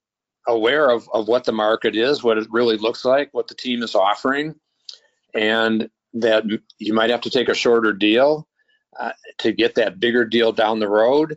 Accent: Minnesota, United States; also born or lived in Tennessee; work in my hometown with the Vikings for 23 years

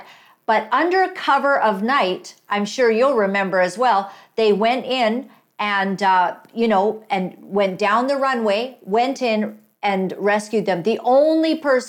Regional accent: Uganda; moved away; Back in 1976, because I was from Uganda

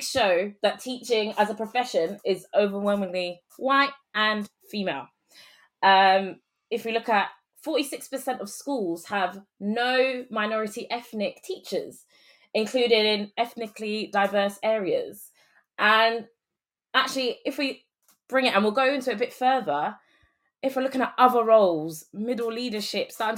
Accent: London, United Kingdom; I was born and raised here in London, the UK, but, you know, on my mum's side, we're Jamaican, dad's side, St. Lucian

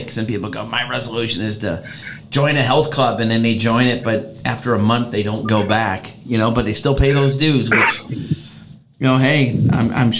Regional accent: Chicago, Illinois, United States; moved away; I grew up in Chicago

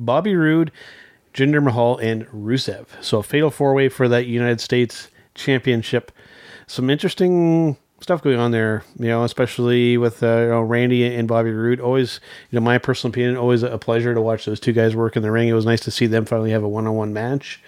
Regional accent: Canada; being a Canadian wrestling fan

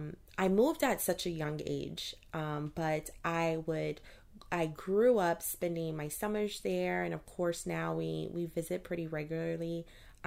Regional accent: Baton Rouge, Louisiana, United States; So, again, I am originally from Louisiana, Baton Rouge to be exact. I love everything about the state.

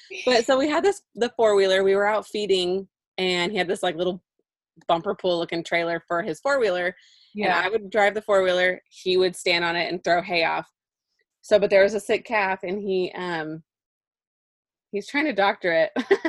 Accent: California, United States; She is from my hometown.

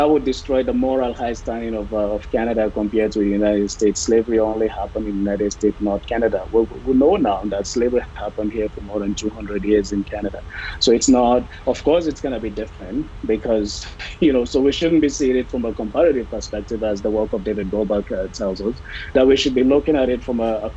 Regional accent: Sierra Leone; I am from Sierra Leone

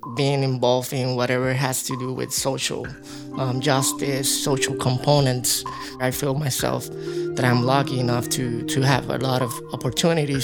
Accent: Puerto Rico; moved away; I'm from Puerto Rico first

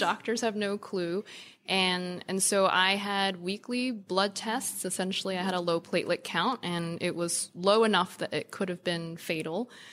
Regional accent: New York, United States; growing up in New York

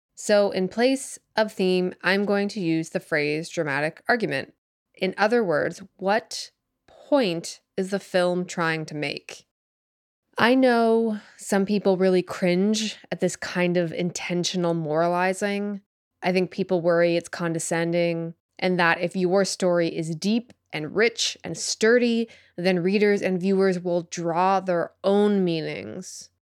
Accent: Canada; I'm also Canadian

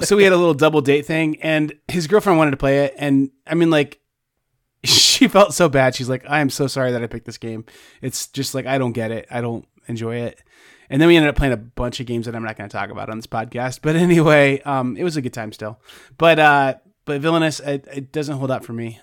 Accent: Indiana, United States; I'm from Indiana

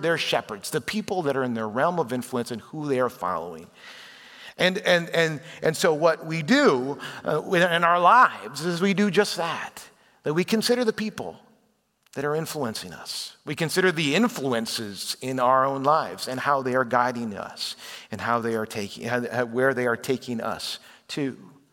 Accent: Chicago, Illinois, United States; moved away; I was raised in the Chicago area

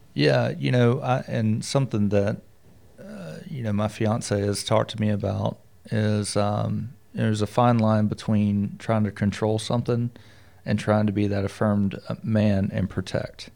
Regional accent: the South, United States; Being from the South

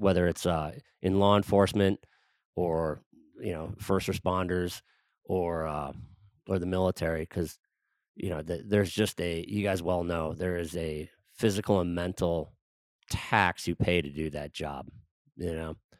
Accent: Wisconsin, United States; I grew up in Wisconsin

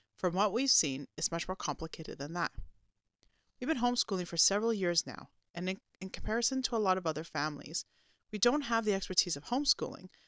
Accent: Canada; as a Canadian Christian Orthodox homeschooling mother that also works

